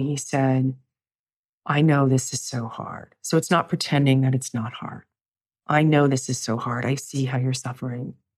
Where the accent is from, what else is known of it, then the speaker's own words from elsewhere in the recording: New York, United States; I'm a New Yorker